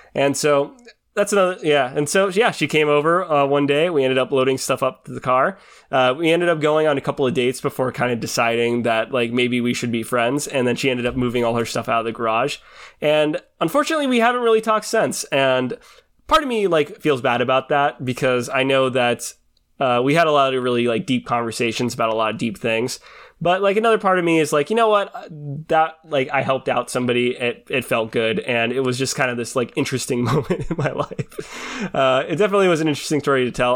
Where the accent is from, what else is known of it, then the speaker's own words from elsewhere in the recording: Washington, United States; I grew up in Washington